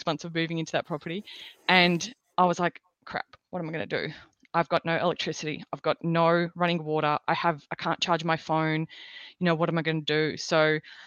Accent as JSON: {"language": "English", "region": "Victoria", "country": "Australia", "moved": "as an adult", "lives_now": "Queensland, Australia", "said": "we're originally from Victoria, which is in the south, when we moved to Queensland"}